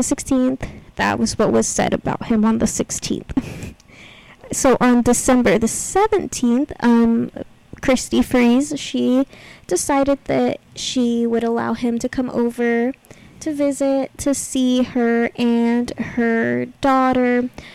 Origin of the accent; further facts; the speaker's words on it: Texas, United States; also born or lived in Kentucky; I guess I did grow up in Texas, but I was born in Kentucky